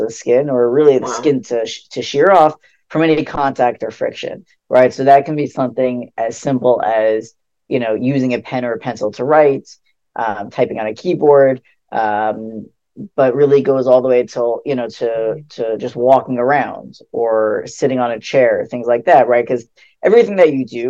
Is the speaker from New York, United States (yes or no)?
yes; West Hempstead, New York, United States; also born or lived in Queens, New York; most of my childhood, I grew up in West Hempstead, which is Long Island. I lived there basically all my life until I went to college